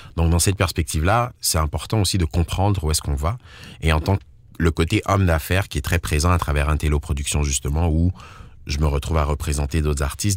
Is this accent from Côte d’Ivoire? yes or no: yes; Côte d’Ivoire; also born or lived in Togo; now in Ontario, Canada; Je suis né en Côte d'Ivoire et j'ai grandi majoritairement en Côte d'Ivoire